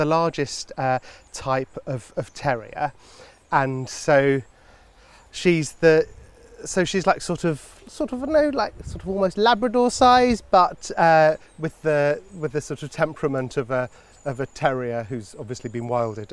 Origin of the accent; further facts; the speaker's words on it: London, United Kingdom; moved away as an adult; now in Oxfordshire, United Kingdom; I've always lived in London. I guess I've sort of associated myself with being a Londoner